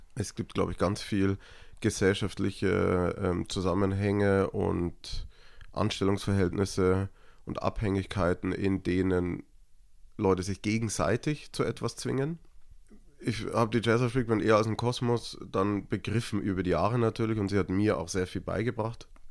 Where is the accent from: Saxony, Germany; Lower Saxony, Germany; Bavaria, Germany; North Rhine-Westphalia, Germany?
Bavaria, Germany; Niederalteich; moved away; also born or lived in Munich; ich bin in Niederalteich aufgewachsen, das ist ein kleines Dorf in Erklär Niederbayern.